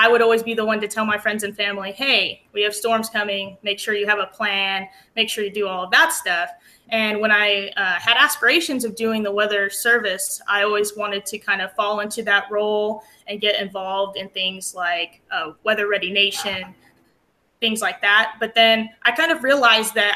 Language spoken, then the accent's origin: English; Aztec, New Mexico, United States; moved away as an adult; also born or lived in Lubbock, Texas; now in Texas, United States; I grew up in New Mexico in the Four Corners area. I'm actually from a small town called Aztec.